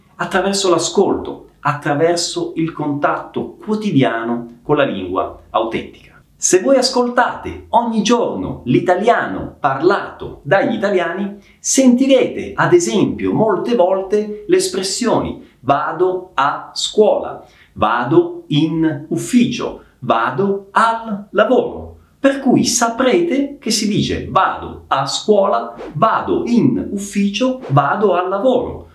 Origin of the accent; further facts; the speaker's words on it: Messina, Sicily, Italy; sono di Messina, cioè sono originario di Messina.